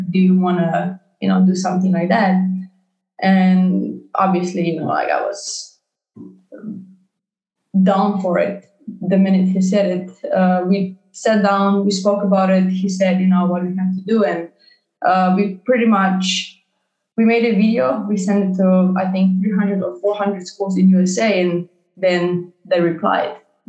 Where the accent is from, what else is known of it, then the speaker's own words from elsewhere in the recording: Slovenia; born there; English is a second language; I was born in Slovenia